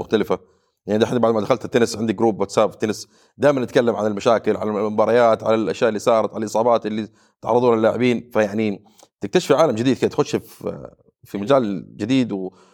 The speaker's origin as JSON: {"language": "Arabic", "country": "Saudi Arabia", "said": "عندنا في السعوديه"}